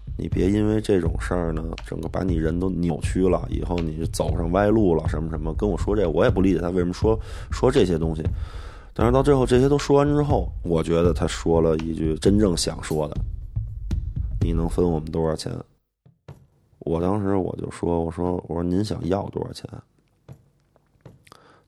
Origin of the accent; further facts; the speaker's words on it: Beijing, China; 我今年三十三岁，我是北京人。我从小从记事儿开始就是跟我姥爷在一起